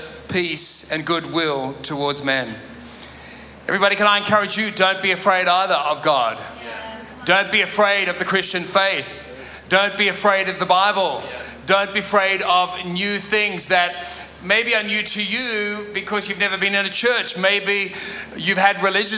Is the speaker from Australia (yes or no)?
yes; Sydney, New South Wales, Australia; I grew up in Sydney